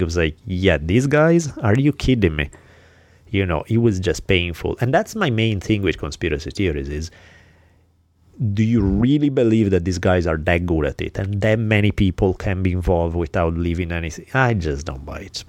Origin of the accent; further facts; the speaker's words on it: Milan, Lombardy, Italy; moved away; growing up in Milan